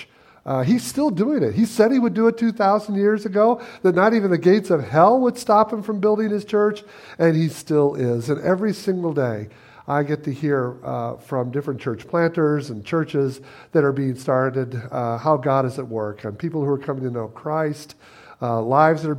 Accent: Michigan, United States; moved away as an adult; now in Chicago, United States; We were raised in Michigan

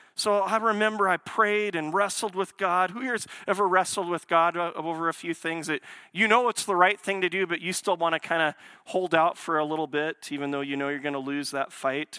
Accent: Portland, Oregon, United States; Portland, it's where I was born.

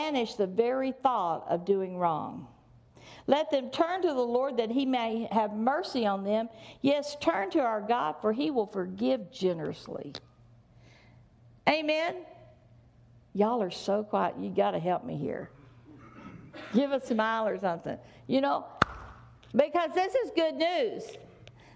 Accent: the South, United States; I was raised in the South

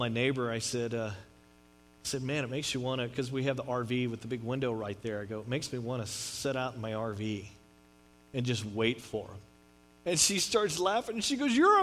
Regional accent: Texas, United States; moved away as an adult; now in California, United States; I grew up in Texas. I'm a proud Texan

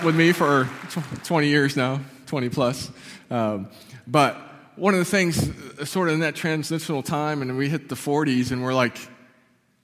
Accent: Barker, New York, United States; I grew up in a small town called Barker, just about a mile off Lake Ontario

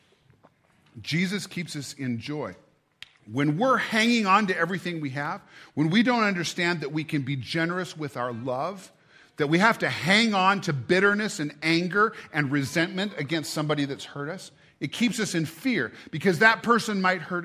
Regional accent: United States; I'm an American

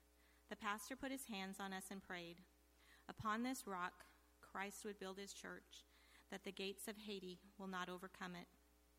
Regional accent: Hillsboro, Kansas, United States; now in Nebraska, United States; became a believer when I was in the fourth grade at a community revival service in Hillsboro, Kansas. I grew up in the Hillsboro MB Church. I moved to Nebraska in 1965

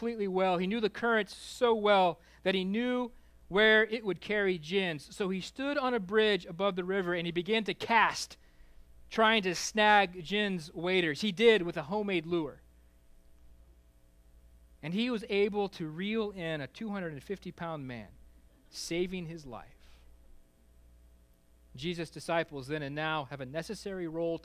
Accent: Kansas, United States; I grew up in Kansas

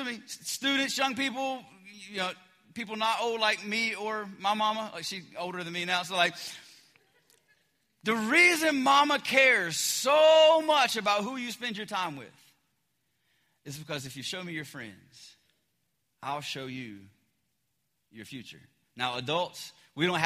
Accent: the South, United States; I'm from the South

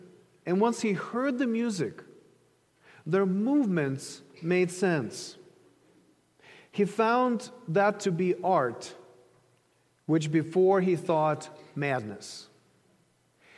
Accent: Ukraine; moved away; I grew up in Ukraine

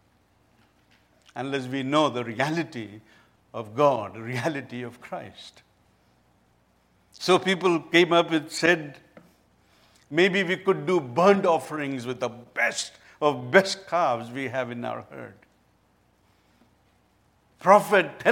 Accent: India; I come from India

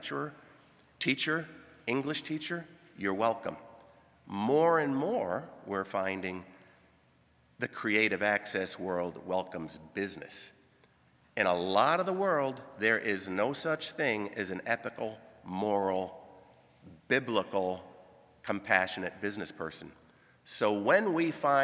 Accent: Grand Rapids or Kalamazoo, Michigan, United States; moved away as an adult; also born or lived in Sudan / Kenya; Born in Grand Rapids, born in Kalamazoo

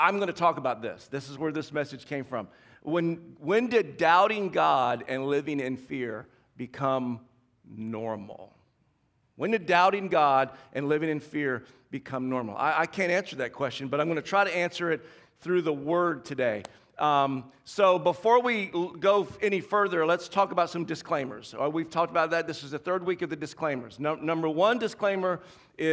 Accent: the South, United States; moved away; I grew up in the South

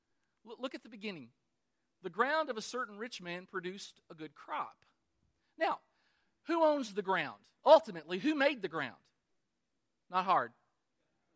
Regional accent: Kentucky, United States; I was born in Kentucky, the greatest state in the Union

